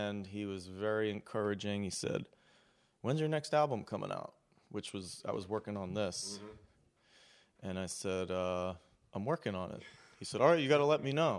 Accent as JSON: {"language": "English", "region": "New Jersey", "country": "United States", "tie": "born or raised there", "moved": "as an adult", "lives_now": "Philadelphia, United States", "said": "I grew up near here in South Jersey."}